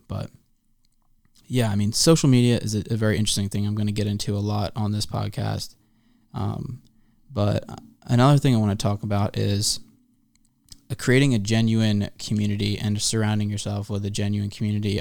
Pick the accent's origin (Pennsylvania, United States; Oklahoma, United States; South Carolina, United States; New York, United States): Pennsylvania, United States; Philadelphia suburbs; also born or lived in Santa Barbara, California; now in Hollywood, United States; I'm a kid from the Philly suburbs